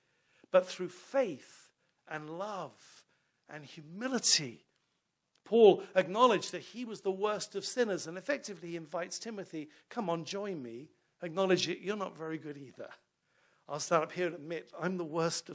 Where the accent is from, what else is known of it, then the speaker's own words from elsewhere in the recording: London, United Kingdom; now in York Region, Canada; I'm from London, England